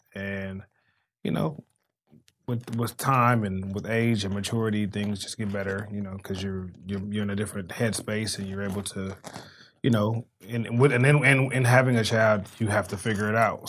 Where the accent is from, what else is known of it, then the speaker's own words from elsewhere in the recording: Los Angeles, California, United States; I am from South Central, an underserved community